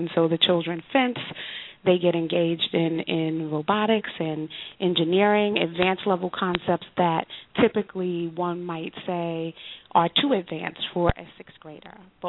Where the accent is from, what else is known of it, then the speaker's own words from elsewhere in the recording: New York City, New York, United States; I grew up in Bedford-Stuyvesant